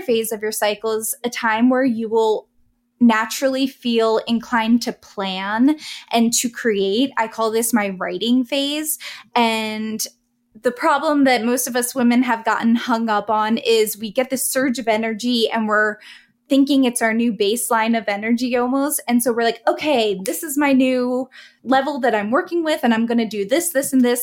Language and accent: English; East Coast, United States; I'm from the East Coast